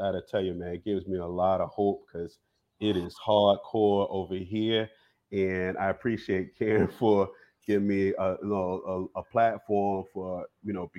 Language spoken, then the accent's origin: English; Bennettsville, South Carolina, United States; I'm from Bennettsville, from the PD region of South Carolina, PD. Along the river.